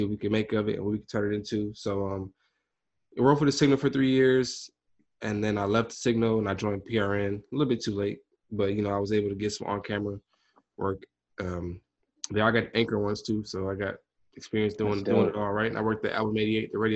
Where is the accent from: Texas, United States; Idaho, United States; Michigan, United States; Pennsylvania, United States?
Michigan, United States; Detroit; now in Atlanta, United States; I'm from Detroit, not from Atlanta.